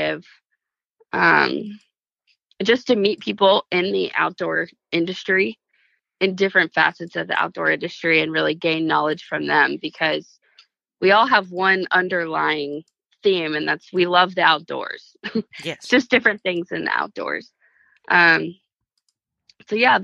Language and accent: English; Charleston, South Carolina, United States; growing up in Charleston